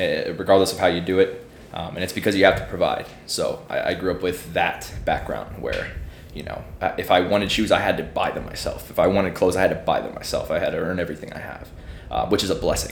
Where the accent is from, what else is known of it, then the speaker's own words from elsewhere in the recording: Illinois, United States; moved away; I'm from Illinois as well, like you.